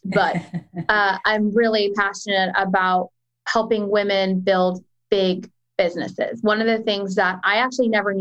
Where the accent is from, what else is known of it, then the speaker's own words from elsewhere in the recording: Pakistan; as a Pakistani woman